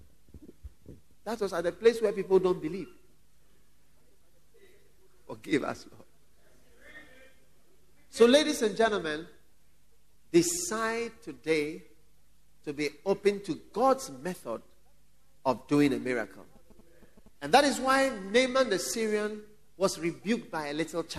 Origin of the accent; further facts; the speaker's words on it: Ghana; I've been in Ghana for some time. I'm also a Ghanaian.